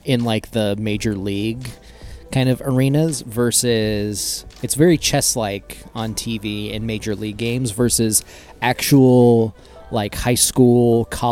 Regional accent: Central Washington State, United States; I grew up in Central Washington State

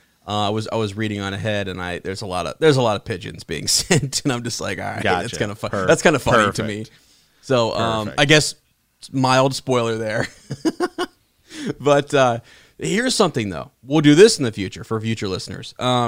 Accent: Ann Arbor, Michigan, United States; was born at University of Michigan Hospital and lived in Ann Arbor for many years.

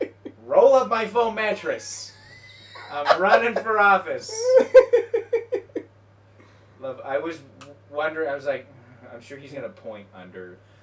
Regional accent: Canada; Yeah, I'm Canadian.

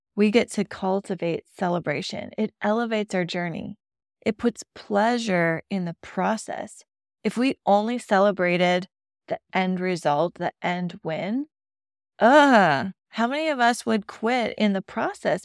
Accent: Midwest, United States; I grew up in the Midwest

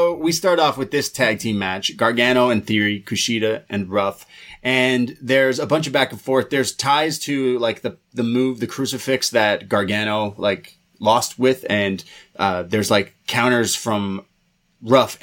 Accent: Canada; two Canadian lads

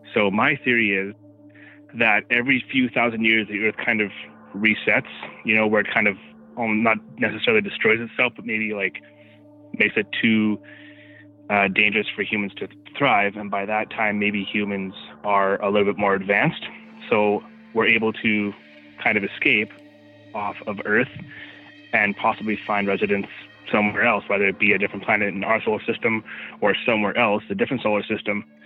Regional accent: Brandon, Manitoba, Canada; I'm from Brandon, Manitoba

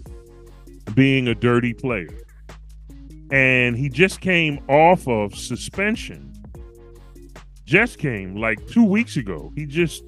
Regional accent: Philadelphia, Pennsylvania, United States; I'm from Philly.

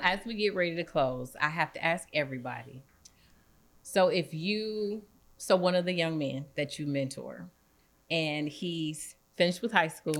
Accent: East St. Louis, Illinois, United States; moved away; also born or lived in Indianapolis / Champaign; I'm from East Saint Louis

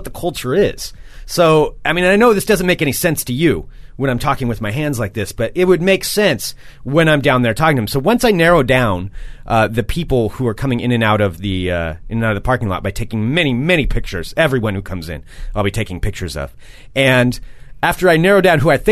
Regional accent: Monmouth, Oregon, United States; I did grow up on a gravel road

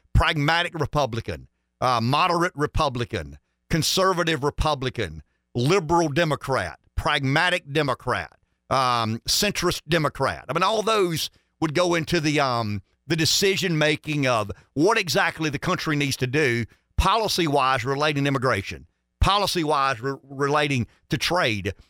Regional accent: United States; I'm an American.

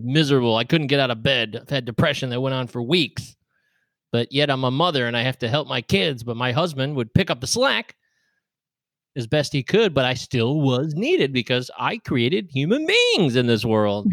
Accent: United States; I'm an American

